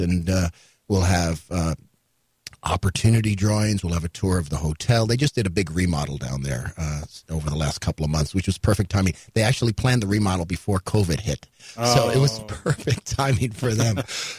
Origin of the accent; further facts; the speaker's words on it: New York City, New York, United States; moved away as an adult; I grew up in New York City.